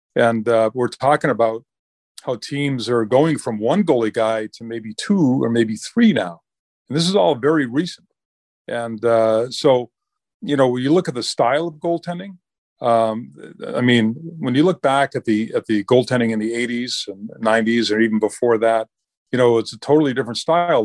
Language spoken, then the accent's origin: English; Augusta, Maine, United States; I was probably twelve or thirteen when a rink was built in, uh, my hometown and, uh, in Augusta, Maine, or right outside of Augusta